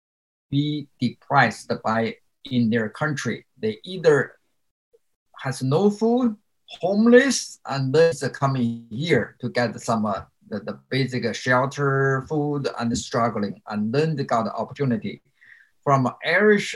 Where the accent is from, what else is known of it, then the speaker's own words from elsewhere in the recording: China; English is a second language; moved away as an adult; now in United States; my academic achievement in China is pretty good